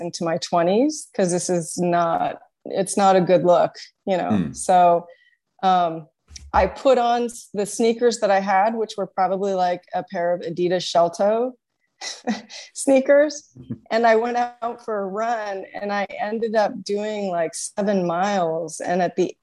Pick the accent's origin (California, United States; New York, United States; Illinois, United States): California, United States; also born or lived in Redwood City; I was born and raised in California